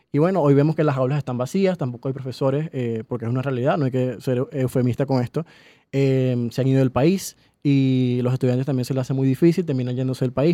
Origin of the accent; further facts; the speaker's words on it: Falcón, Venezuela; moved away as an adult; also born or lived in Maracaibo, Venezuela; now in Caracas, Venezuela; yo desde Falcón, porque soy de Falcón, mm, estudié en Maracaibo cuatro años, nos vinimos a Caracas